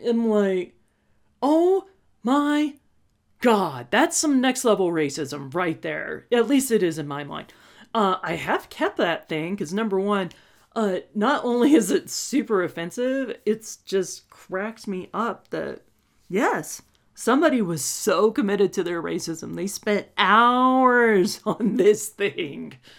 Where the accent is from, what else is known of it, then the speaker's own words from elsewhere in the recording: Texas, United States; we're from Texas